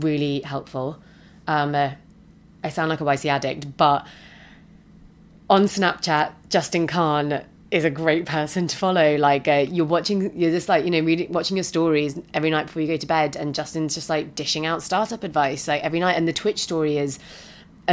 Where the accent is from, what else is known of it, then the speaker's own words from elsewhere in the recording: United Kingdom; moved away as an adult; now in San Francisco, United States; being the British person